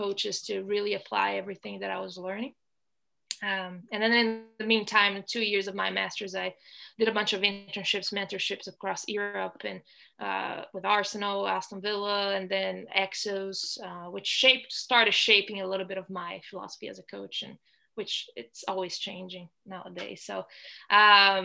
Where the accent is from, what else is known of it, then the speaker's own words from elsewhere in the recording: Brazil; moved away as an adult; also born or lived in Ohio, United States / California, United States / Michigan, United States; now in Orlando, United States; So I'm originally from Brazil. So I actually went to the US in 2010.